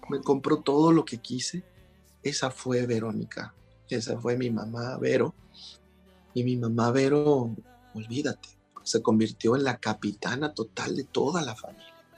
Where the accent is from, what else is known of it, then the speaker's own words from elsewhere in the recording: Mexico; somos los mexicanos